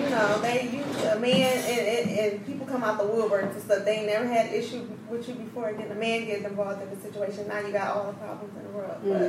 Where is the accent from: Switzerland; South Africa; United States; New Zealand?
United States; Pontiac, Michigan; also born or lived in Southfield, Michigan / Novi, Michigan / Texas / Florida; I'm from Pontiac, Michigan. Born and raised. But I'm a mutt. I move all over the place. So I lived in Southfield since I was 11 years old. Then I transitioned to the Novi Wilson area at the age of 17.